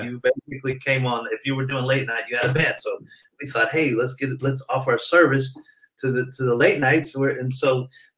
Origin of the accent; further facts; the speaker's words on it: Detroit, Michigan, United States; now in California, United States; I'm originally from Detroit. Then my parents moved out here in California in the 70s